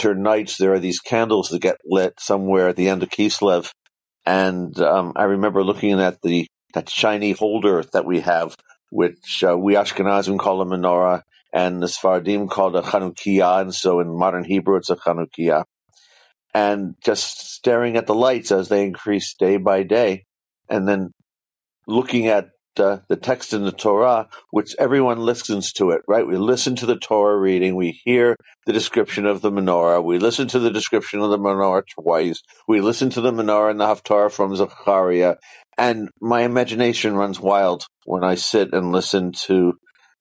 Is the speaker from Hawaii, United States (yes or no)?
no; San Diego, California, United States; I come from San Diego, California